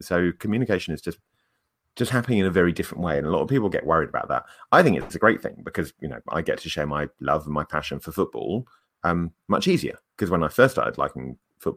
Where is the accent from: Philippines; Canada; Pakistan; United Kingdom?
United Kingdom; England; accent: English; very few people sound as English as